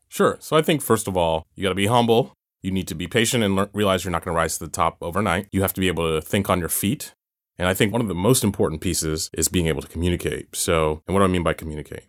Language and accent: English; Georgia, United States; moved away; I'm from Georgia originally.